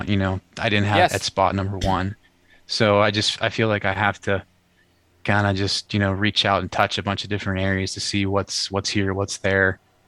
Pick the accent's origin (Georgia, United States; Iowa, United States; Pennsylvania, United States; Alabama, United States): Pennsylvania, United States; I grew up in Western PA. I think I might have mentioned this the first time I was on here with you guys, but grew up in Western PA, like a big hunting area